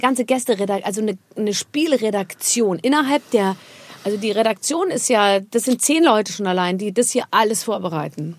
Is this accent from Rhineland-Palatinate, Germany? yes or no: yes; Rhineland-Palatinate, Germany; ich komme aus der Pfalz, meine Eltern ja. sind aus der Pfalz